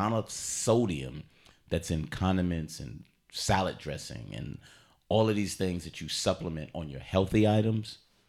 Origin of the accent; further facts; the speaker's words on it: New York, United States; So kosher. I'm from New York. Kosher hot dogs.